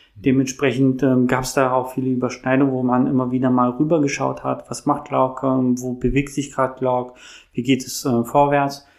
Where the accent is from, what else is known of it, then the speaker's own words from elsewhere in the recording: Berlin, Germany; ich bin Berliner, ich bin hier groß geworden